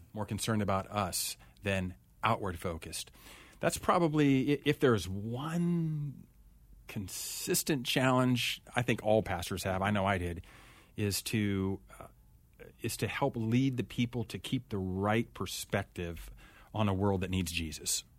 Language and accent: English; Urbana, Ohio, United States; moved away as an adult; also born or lived in Elgin, Illinois / West Coast; I grew up in a small little town in Ohio, a little town called Urbana, Ohio.